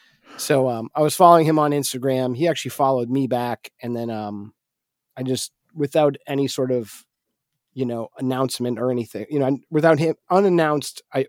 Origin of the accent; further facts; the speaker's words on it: Manchester, New Hampshire, United States; my hometown, Manchester, New Hampshire